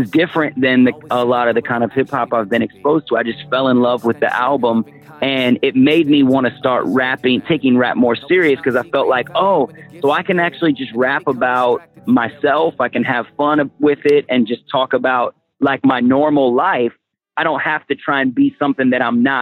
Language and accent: English; Portland, Oregon, United States; I was raised in Portland, Oregon